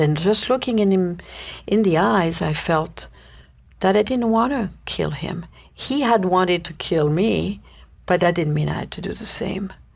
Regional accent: Paris, Île-de-France, France; moved away as an adult; I was born and raised in Paris, uh, France, and spent my youth there until I was nineteen

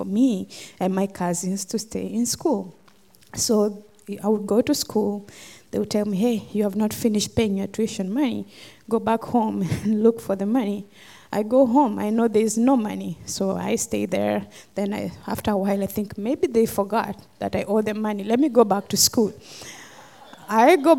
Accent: Kenya; moved away; I'm from Kenya, originally. And I grew up in a village

